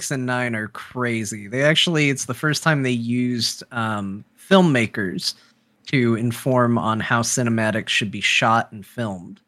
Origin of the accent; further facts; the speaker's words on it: Arizona, United States; I'm an American. I was born in Arizona